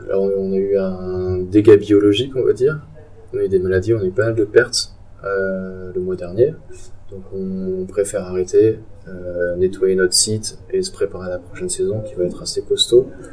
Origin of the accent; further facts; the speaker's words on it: Strasbourg, Grand Est, France; je viens de Strasbourg